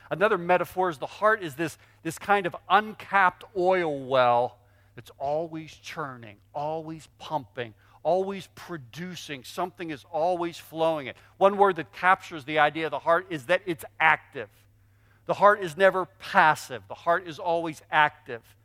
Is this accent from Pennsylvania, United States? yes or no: yes; Pittsburgh, Pennsylvania, United States; I grew up in Pittsburgh.